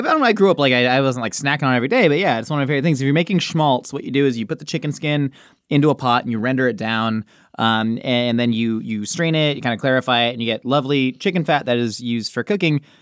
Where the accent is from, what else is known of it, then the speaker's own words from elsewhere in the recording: Southern California, United States; also born or lived in Oceanside, California; Growing up in Southern California